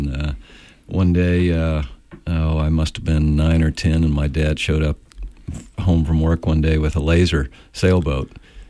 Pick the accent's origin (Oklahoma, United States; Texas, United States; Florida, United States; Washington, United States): Texas, United States; moved away as an adult; also born or lived in California; I'm from Texas originally.